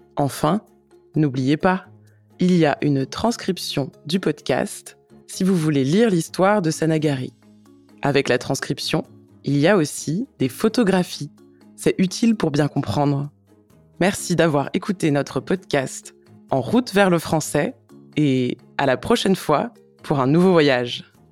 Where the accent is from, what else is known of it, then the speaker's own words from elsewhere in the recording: France; je suis française